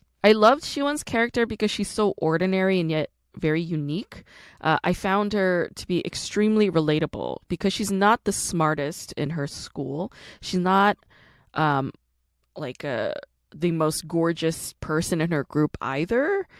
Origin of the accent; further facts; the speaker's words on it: Busan, South Korea; accent: Gyeongsang dialect; home because I grew up with that Gyeongsangdo dialect. My dad is from Gosong, my mom is from Hapcheon, I was born in Busan, so I definitely recognize that dialect